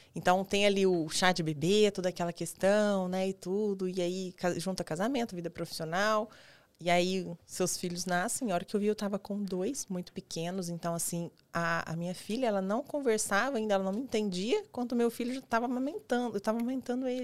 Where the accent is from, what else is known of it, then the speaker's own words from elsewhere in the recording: Goiás, Brazil; now in Araçatuba, Brazil; eu sou de Goiás